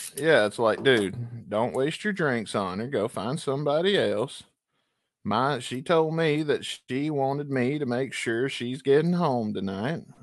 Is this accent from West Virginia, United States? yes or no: no; Booneville, Mississippi, United States; I'm technically from Booneville, Mississippi